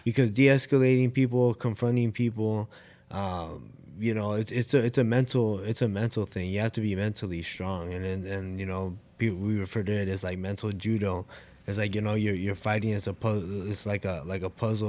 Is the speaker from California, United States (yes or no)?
yes; Oxnard, California, United States; I'm from Oxnard, California